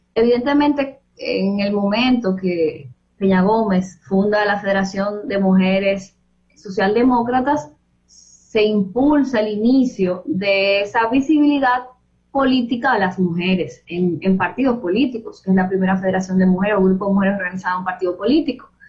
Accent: Los Alcarrizos, Distrito Nacional, Dominican Republic; yo crecí en Pantoja es un distrito municipal de Los Alcarrizos

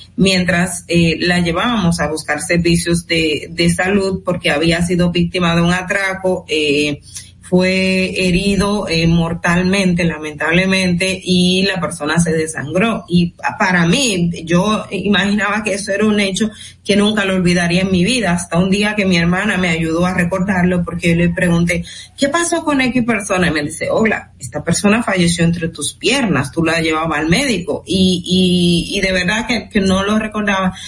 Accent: Dominican Republic

